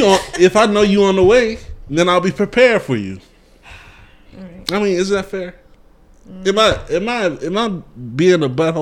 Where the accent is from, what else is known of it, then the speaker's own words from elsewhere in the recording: the South, United States; I'm from the South.